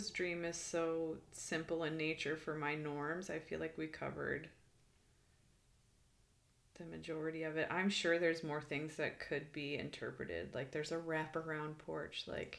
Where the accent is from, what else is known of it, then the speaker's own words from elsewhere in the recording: Midwest, United States; You know, like even the grass, like I grew up in the Midwest, like the lush grass